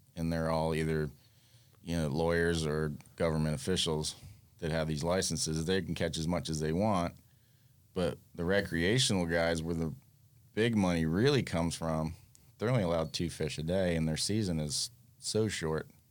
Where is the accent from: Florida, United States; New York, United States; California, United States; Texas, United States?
Florida, United States; Fort Lauderdale; also born or lived in Freeport, Bahamas; grew up on the New River in Fort Lauderdale